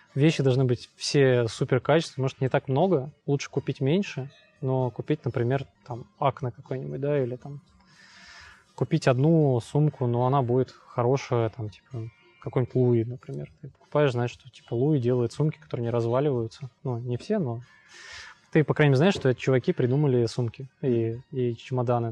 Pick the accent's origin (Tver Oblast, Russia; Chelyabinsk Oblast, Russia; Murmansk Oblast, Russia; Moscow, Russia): Chelyabinsk Oblast, Russia; Trekhgorny; now in Kyiv, Ukraine; я с, из Челябинской области, с маленького закрытого города. Трехгорный город